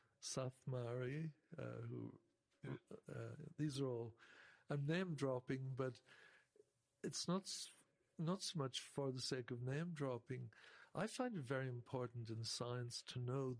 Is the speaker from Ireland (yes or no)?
yes; Ireland; I'm from Ireland